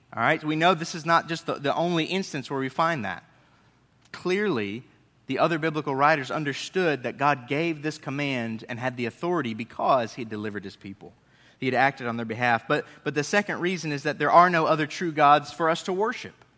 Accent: Northeast, United States; moved away; I grew up in the Northeast

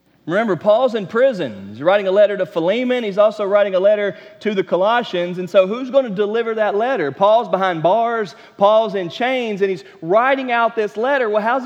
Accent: Matthews, North Carolina, United States; moved away as an adult; also born or lived in South Georgia; I was born and raised in Charlotte, North Carolina, in the suburbs right outside of it, in Matthews, North Carolina.

